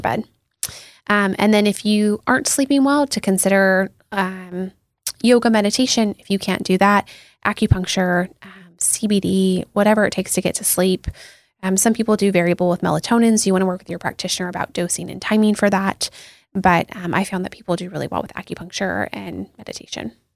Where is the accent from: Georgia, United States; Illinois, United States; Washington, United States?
Washington, United States; Seattle; I grew up in Seattle